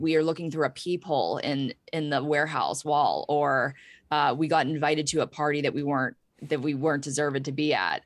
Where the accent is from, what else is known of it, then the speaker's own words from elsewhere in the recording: Pittsburgh, Pennsylvania, United States; I grew up in Pittsburgh, P